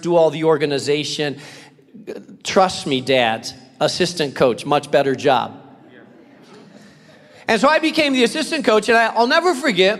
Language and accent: English; Spain; moved away; I grew up in Spain